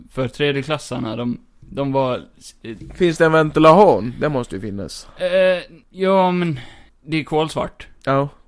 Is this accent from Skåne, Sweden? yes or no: yes; Skåne, Sweden; Jag är skåning.